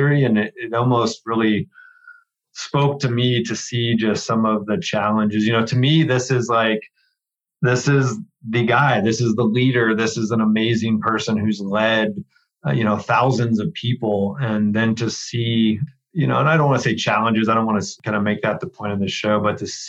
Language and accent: English; Dayton, Ohio, United States; moved away; I worked in a furniture warehouse back in my hometown, Dayton, Ohio